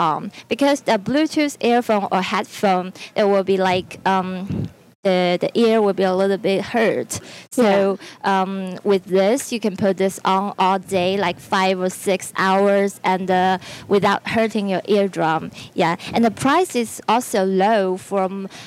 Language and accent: English; China; I'm from China.